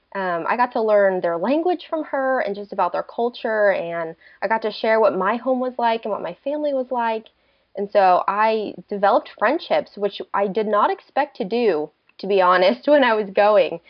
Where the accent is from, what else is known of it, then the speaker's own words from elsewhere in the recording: Delaware, United States; moved away as an adult; also born or lived in Oklahoma; I'm originally from Delaware, and so I moved out to Oklahoma just to do college